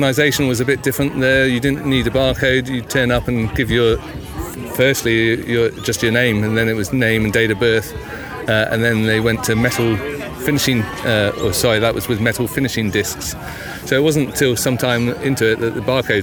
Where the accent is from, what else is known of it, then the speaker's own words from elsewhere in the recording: England, United Kingdom; moved away as an adult; also born or lived in Bushy Park, London; now in Australia; you probably guessed from my accent that I'm a Pommy